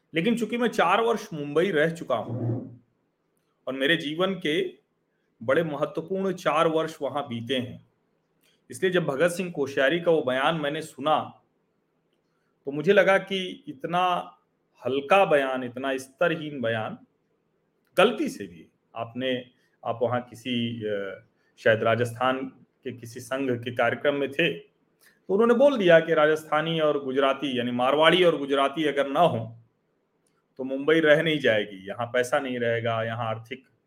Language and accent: Hindi; Prayagraj, Uttar Pradesh, India; हमारा शहर जो प्रयागराज है इलाहाबाद